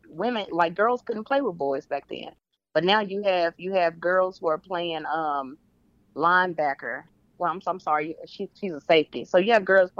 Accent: Pine Bluff, Arkansas, United States; moved away; also born or lived in Dallas; I was born and raised in Pine Bluff, Arkansas

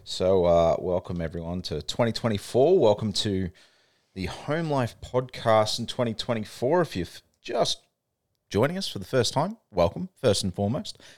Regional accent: Australia; accent: Australian; don't let my Australian accent fool you. I'm, I've got Kiwi parents, even though I'm Australian born

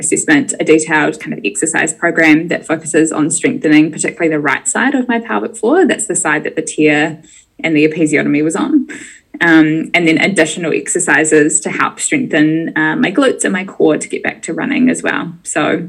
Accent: Bay of Plenty, New Zealand; moved away as an adult; also born or lived in Dunedin; I grew up in the Bay of Plenty in the North Island, so very far away from Dunedin.

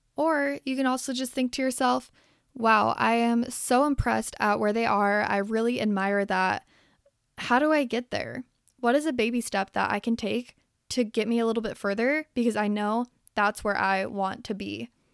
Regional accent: Salt Lake City, Utah, United States; I grew up in Salt Lake City, Utah

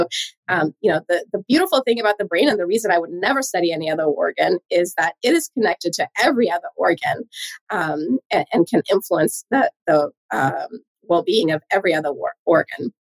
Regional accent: Sweden; English is a second language; moved away as an adult; also born or lived in Hawaii; So I moved across the world from Sweden all the way to Hawaii.

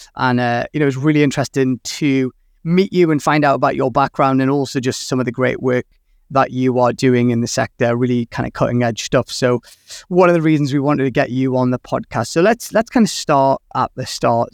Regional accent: Newcastle upon Tyne, North East England, United Kingdom; my hometown

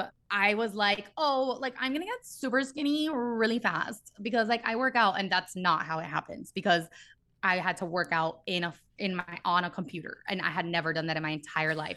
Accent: Miami, Florida, United States; moved away as an adult; now in Los Angeles, United States; I was born and raised in Miami, three oh five

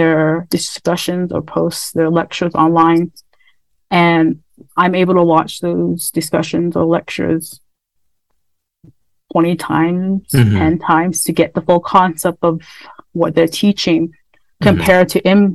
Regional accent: United States; I'm from the Navajo Nation, as well as I'm an Indigenous woman

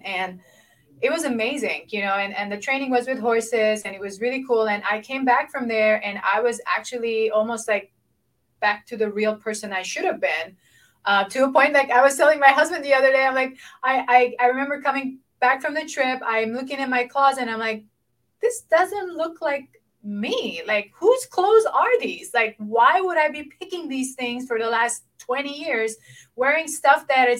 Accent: Lebanon; moved away; I grew up in Lebanon. You know, most of my life was in war

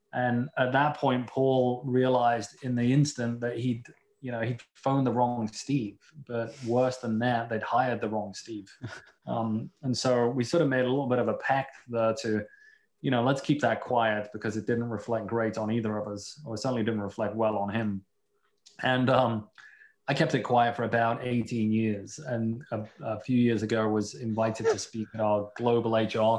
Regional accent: Liverpool, North West England, United Kingdom; now in Seattle, United States; I'm originally from Liverpool in the UK, you know, home of the world's greatest football team

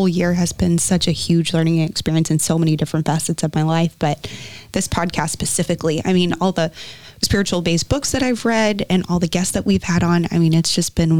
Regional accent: the South, United States; I'm from the South

